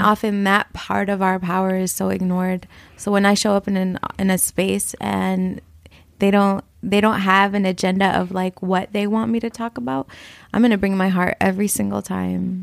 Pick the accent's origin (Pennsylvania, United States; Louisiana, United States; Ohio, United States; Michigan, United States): Michigan, United States; Flint; I grew up in Flint, Michigan